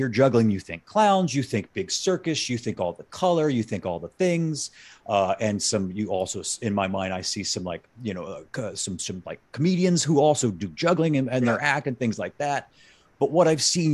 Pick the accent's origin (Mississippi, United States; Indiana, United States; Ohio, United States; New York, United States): Mississippi, United States; Ocean Springs; now in Chicago, United States; I grew up on the Mississippi Gulf Coast, just 2 hours east